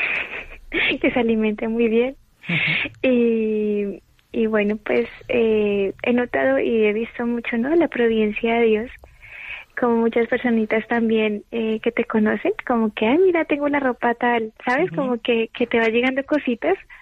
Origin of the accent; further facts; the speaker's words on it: Colombia; now in Madrid, Spain; yo soy de Colombia